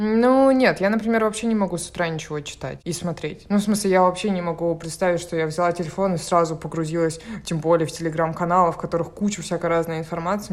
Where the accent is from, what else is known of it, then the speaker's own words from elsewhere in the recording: Murmansk, Murmansk Oblast, Russia; moved away; я уехала из Мурманска